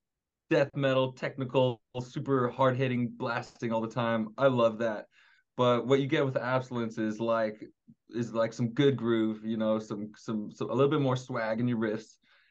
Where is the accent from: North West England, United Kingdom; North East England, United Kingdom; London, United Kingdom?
North West England, United Kingdom; accent: Scouse; moved away; I'm actually a Scouser, you know. I tried to get rid of my accent. I thought it would be gone by now, but I've been here for 15 years, you know.